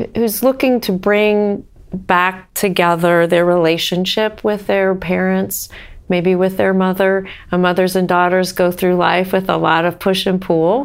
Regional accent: Northern Ohio, United States; moved away as an adult; also born or lived in Oregon; now in Cincinnati, United States; I grew up in Northern Ohio

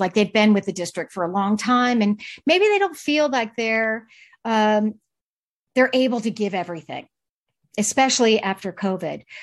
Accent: Charlotte, North Carolina, United States; moved away as an adult; also born or lived in Maryland / San Francisco; now in Santa Barbara, United States; I originally born and raised in the Southeast, uh, Charlotte, North Carolina

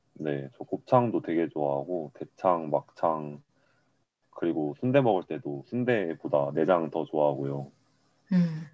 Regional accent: Daegu, South Korea; 저 서울 태생이 아니고요. 네. 네, 저 대구가 고향이에요.

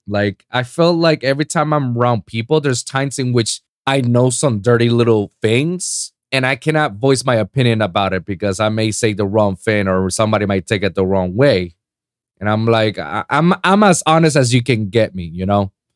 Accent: Puerto Rico; moved away; my hometown in Puerto Rico

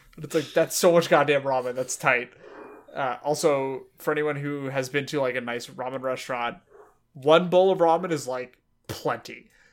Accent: United States; I'm American

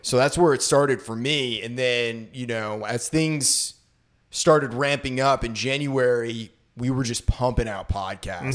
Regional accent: Maine, United States; I grew up in Maine, so it was a snowy hellhole of a place

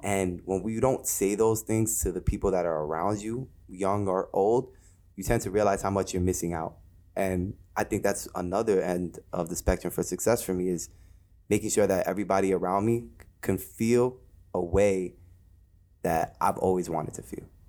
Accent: Jersey City, New Jersey, United States; I'm from Jersey City, New Jersey, born and raised

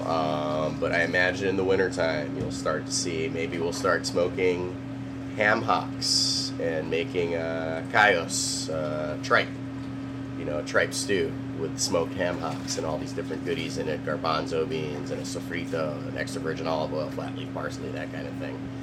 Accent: Philippines; moved away; I'm Filipino

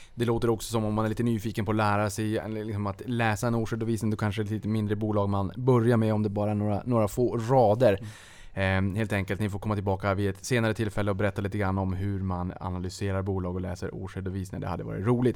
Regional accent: Boden, Norrbotten County, Sweden; jag är ju från Boden

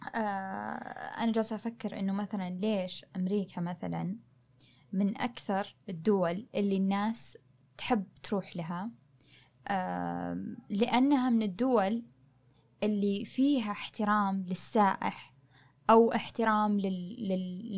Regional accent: Saudi Arabia; احنا كشعب سعودي

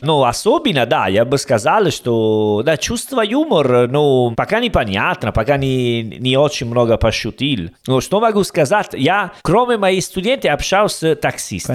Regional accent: Italy; Russian is a second language; now in Uzbekistan; я итальянец

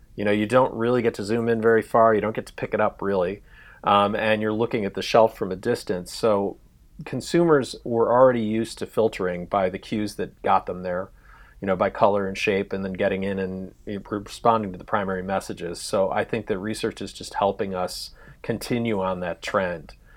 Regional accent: Chicago, Illinois, United States; moved away as an adult; now in Los Angeles, United States; I was originally from Chicago

